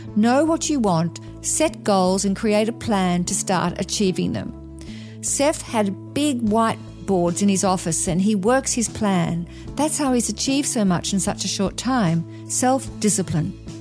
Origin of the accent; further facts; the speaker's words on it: Australia; moved away as an adult; now in United States; coming from Australia, I come from an Anglo-Saxon kind of cultural heritage